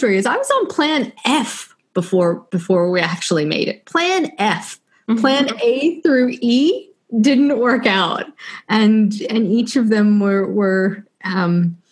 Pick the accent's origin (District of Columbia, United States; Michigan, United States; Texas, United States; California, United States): District of Columbia, United States; Washington; moved away as an adult; also born or lived in Ohio; now in Australia; Born and raised in Washington, D.C.